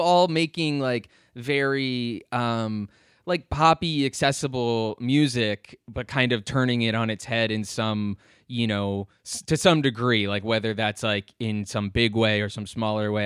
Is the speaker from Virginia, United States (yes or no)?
yes; Lovettsville, Virginia, United States; now in Richmond, United States; I grew up in Northern Virginia, uh, in sort of this little town called Lovettsville